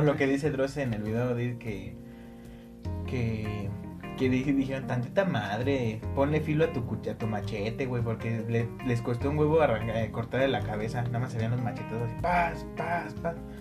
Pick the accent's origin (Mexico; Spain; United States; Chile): Mexico; somos mexicanos